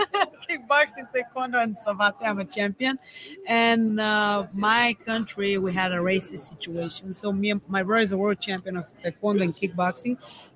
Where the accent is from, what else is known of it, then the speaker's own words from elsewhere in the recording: Bulgaria; moved away as an adult; Yeah, from Bulgaria. I just came here before 4 months to train with my coach, Ivan Kaysen.